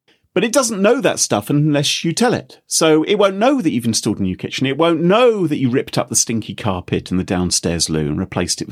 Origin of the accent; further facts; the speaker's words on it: United Kingdom; we're all British